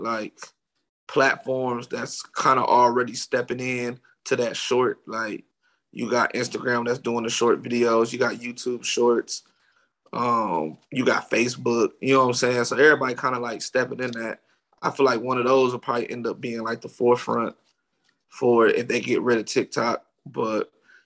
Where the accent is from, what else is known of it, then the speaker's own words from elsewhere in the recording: Ohio, United States; moved away as an adult; also born or lived in Los Angeles; I'm from Ohio